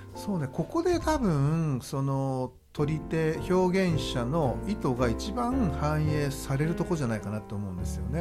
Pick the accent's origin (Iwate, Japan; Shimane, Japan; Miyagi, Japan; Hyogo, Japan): Shimane, Japan; 僕の地元でもある島根県